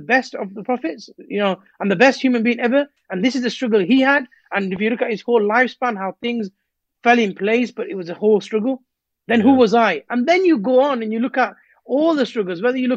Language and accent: English; Rotherham, Yorkshire and the Humber, United Kingdom; I was born in Rotherham